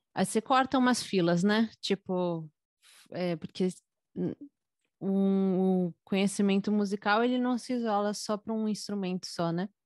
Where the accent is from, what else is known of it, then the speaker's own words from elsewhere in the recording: São Paulo, Brazil; eu tenho 24 anos, sou de São Paulo.